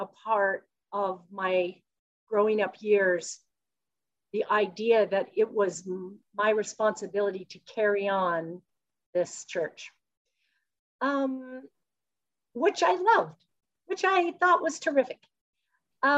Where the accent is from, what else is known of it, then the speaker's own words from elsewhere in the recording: Salt Lake City, Utah, United States; I was born in Salt Lake City and I grew up in Utah.